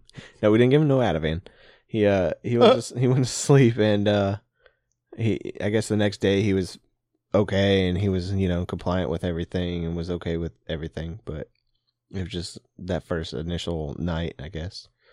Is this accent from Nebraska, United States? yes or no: yes; Papillion, Nebraska, United States; moved away; we're from the Papillion area